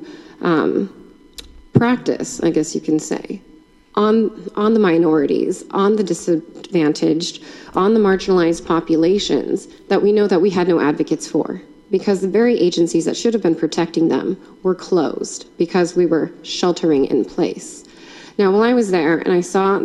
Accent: United States

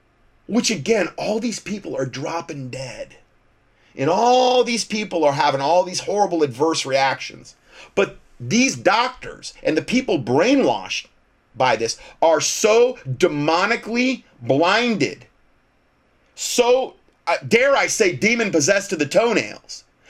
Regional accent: Canada; I'm a Canadian, and we were just told yesterday we are in a much stricter lockdown now

